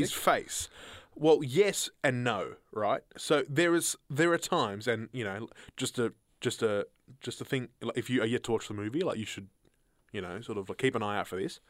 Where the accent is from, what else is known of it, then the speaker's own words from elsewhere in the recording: Horsham, Victoria, Australia; We were in country Victoria